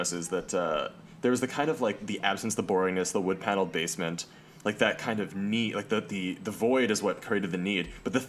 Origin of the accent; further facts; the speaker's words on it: Winnipeg, Manitoba, Canada; So I grew up in Winnipeg